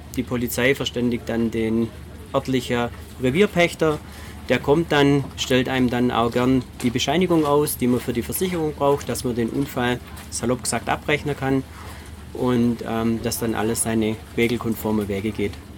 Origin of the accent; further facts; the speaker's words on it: Baden-Württemberg, Germany; bei uns in Baden-Württemberg